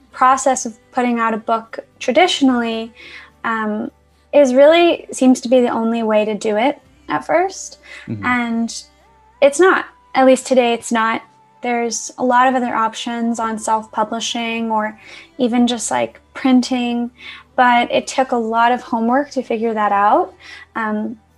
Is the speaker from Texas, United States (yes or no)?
no; New York City, New York, United States; moved away as an adult; now in Los Angeles, United States; I'm originally from Queens, New York. So I kind of grew up around like the Woodside, Sunnyside area